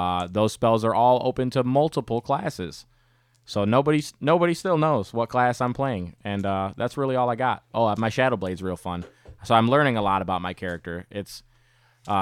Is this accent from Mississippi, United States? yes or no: no; West Virginia, United States; I'm from West Virginia